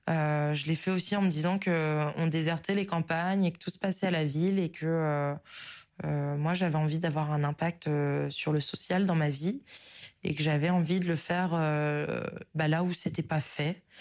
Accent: Oise, Picardy, Hauts-de-France, France; also born or lived in Paris; j'ai 27 ans, je suis originaire euh, de l'Oise, donc en Picardie, du sud de l'Oise, qui se trouve à 40 km de Paris. J'ai fait mes études à Paris et à l'issue de mes études, j'ai fait le choix de... retourner habiter en Picardie

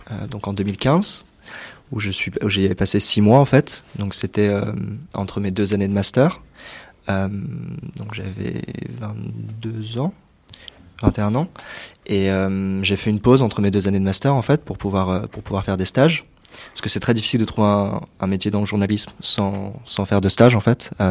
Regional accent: Île-de-France, France; j'ai 24 ans, je suis français, je viens de région parisienne

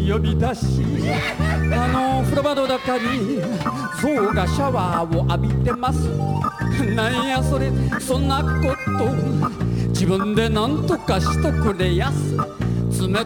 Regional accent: Kyoto, Japan; accent: Kyoto dialect; first language Japanese; French is a second language; now in France; je parle donc ma langue natale, mais ma langue de Kyoto, qui est une langue, une vieille langue.

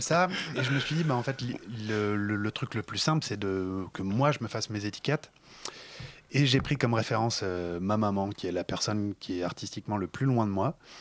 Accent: Paris, Île-de-France, France; moved away; also born or lived in Lyon; je viens de Paris à la base

